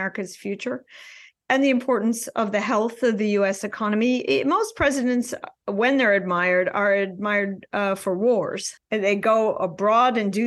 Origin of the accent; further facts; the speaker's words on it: Midwest, United States; I'm from the Midwest